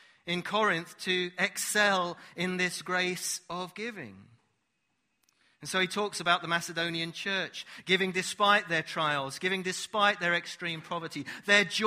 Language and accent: English; United Kingdom; we're British